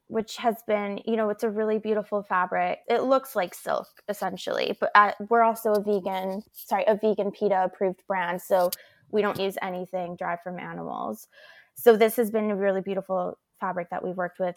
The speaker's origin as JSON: {"language": "English", "town": "Vancouver", "region": "British Columbia", "country": "Canada", "tie": "born or raised there", "said": "I also grew up in Canada, and as a child, you're really taught how to have respect for the planet. And it, it was a really beautiful childhood, you know, growing up in Vancouver"}